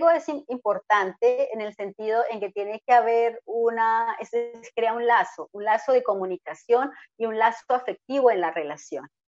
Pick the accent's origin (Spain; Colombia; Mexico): Colombia; Mi marido es alemán, yo soy colombiana